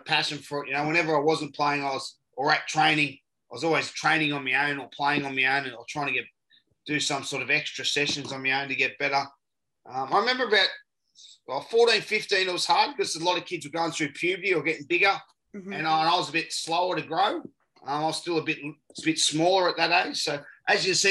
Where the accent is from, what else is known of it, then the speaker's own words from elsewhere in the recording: Newcastle, New South Wales, Australia; also born or lived in Maitland, New South Wales; We grew up in Newcastle. We were born in Maitland, which is in the Hunter Valley, just outside of Newcastle. But grew up in Newcastle.